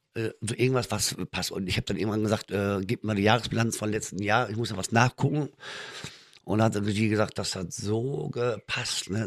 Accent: Münster, North Rhine-Westphalia, Germany; Ich komme eigentlich aus Münster in Westfalen

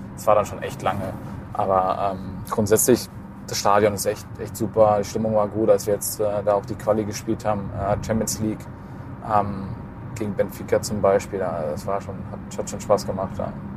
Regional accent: Allgäu, Bavaria, Germany; now in Düsseldorf, Germany; ich bin ja im Allgäu geboren. Deswegen, ich bin ja auch kein gebürtiger Düsseldorfer

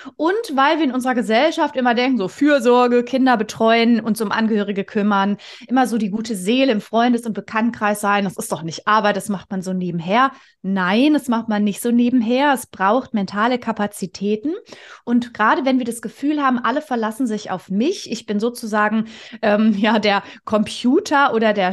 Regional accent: near Stuttgart, Baden-Württemberg, Germany; also born or lived in Konstanz / Vienna; ich bin äh, aus der Nähe von Stuttgart, da bin ich auch schon geboren, habe zwischenzeitlich mal in Konstanz und Wien gelebt

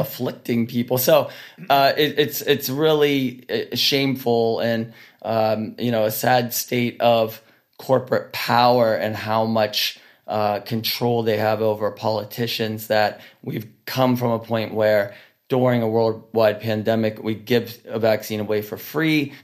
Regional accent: Pittsburgh, Pennsylvania, United States; we're from Pittsburgh, Pennsylvania

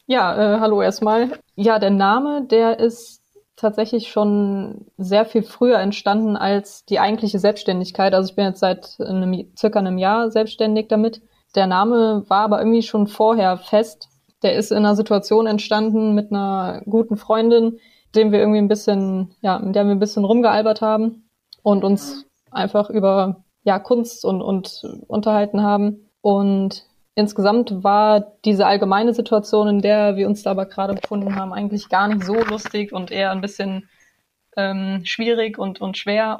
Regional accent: Bad Neuenahr-Ahrweiler, Rhineland-Palatinate, Germany; moved away as an adult; now in Marburg, Germany; ich komme ursprünglich aus Ahrweiler, bin da geboren, aufgewachsen, meine Familie lebt dort

